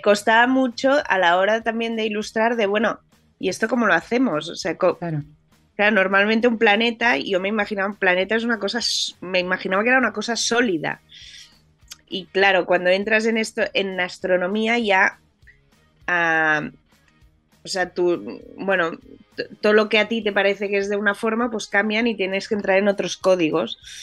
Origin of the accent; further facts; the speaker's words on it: Barcelona, Catalonia, Spain; yo soy de España, soy, soy de Barcelona